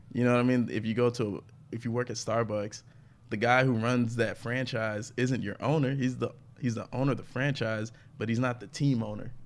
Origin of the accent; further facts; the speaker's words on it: Atlanta, Georgia, United States; I'm from Atlanta